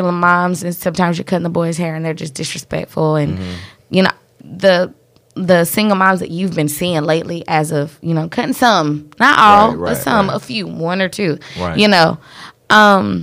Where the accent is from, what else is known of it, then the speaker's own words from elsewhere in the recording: Catawba, United States; accent: country; We're country. We're from Catawba